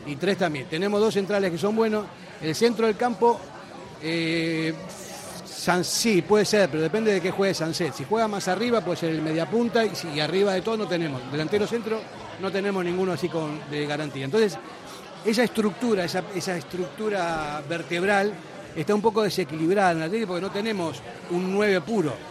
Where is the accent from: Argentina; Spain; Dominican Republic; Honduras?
Spain; Bilbao, Basque Country; somos de Bilbao